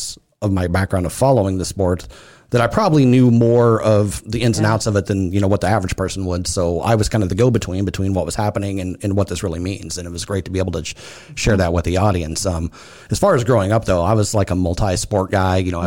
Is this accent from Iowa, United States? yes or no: yes; Tabor, Iowa, United States; I grew up in Tabor, Iowa